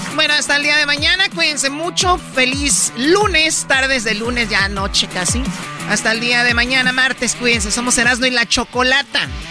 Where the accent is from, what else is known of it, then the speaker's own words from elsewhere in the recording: Tepatitlán, Jalisco, Mexico; yo soy de Tepatitlán. Y yo desde niña fui escaramuza